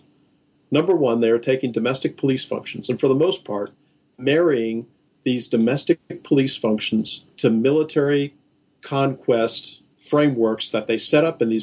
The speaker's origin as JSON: {"language": "English", "country": "United States", "said": "as an American subject."}